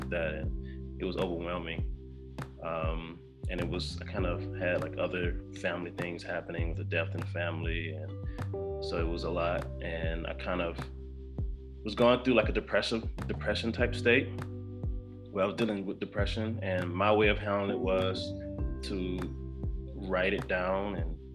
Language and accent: English; Decatur, Georgia, United States; also born or lived in Stone Mountain, Georgia / Statesboro, Georgia; I grew up in Decatur through elementary all the way through about to go to high school